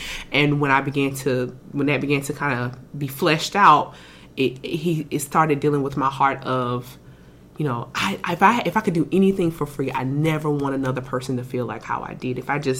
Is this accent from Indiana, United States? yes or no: no; South Carolina, United States; moved away as an adult; now in Houston, United States; I'm from South Carolina originally.